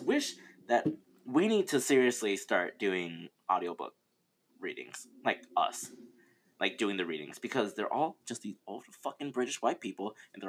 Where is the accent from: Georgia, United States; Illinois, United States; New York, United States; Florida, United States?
Florida, United States; I grew up in Florida.